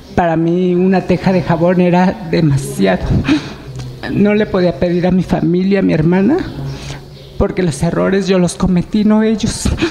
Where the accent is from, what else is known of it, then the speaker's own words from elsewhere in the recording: Jalcocotán, Nayarit, Mexico; moved away; soy de Jalcocotán, Nayarit a una hora de Tepit Nayarit